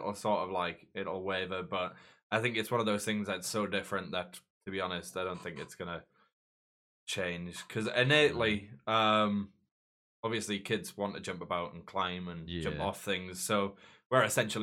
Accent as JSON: {"language": "English", "town": "Newcastle upon Tyne", "region": "North East England", "country": "United Kingdom", "said": "I'm from Newcastle"}